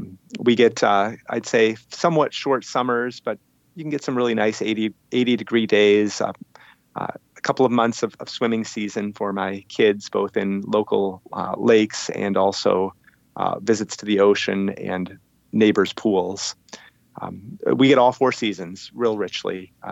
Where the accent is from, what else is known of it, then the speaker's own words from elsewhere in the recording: Michigan, United States; moved away as an adult; also born or lived in Indiana / Palo Alto, California / Cambridge, England; now in Westminster, Massachusetts, United States; Where I grew up in Michigan, there are a lot of orchards, and so the skyline is fairly low, despite the hills and the trees.